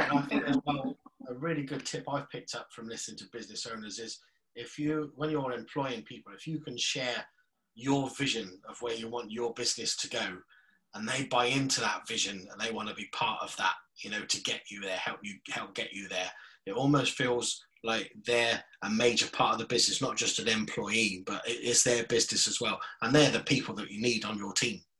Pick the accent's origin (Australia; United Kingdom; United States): United Kingdom; South West England; Um, so being a Cornish boy, I, I'm I think I know the answer to this